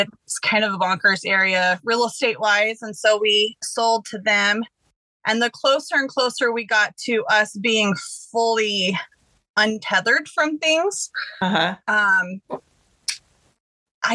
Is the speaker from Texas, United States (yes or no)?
yes; Texas, United States; moved away as an adult; also born or lived in Ohio; now in West Virginia, United States; I grew up in Texas, lived there still most of my life at this point